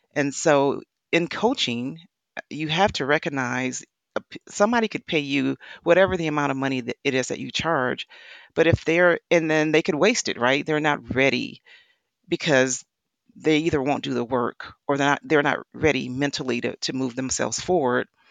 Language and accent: English; Wisconsin, United States; I come from, I was born in the Midwest. I was born in Wisconsin, um, Dairy State